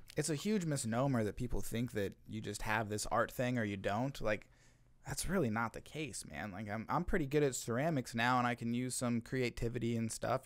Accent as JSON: {"language": "English", "town": "Olathe", "region": "Kansas", "country": "United States", "tie": "born or raised there", "lives_now": "Kansas City, United States", "said": "I was born in Kansas City and then I spent most of my childhood in Olathe"}